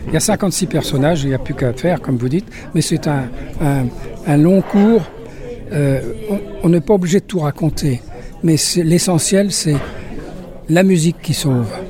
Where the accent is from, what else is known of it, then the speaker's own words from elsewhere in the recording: Paris, Île-de-France, France; also born or lived in Lyon; now in Nîmes, France; je suis né à Paris.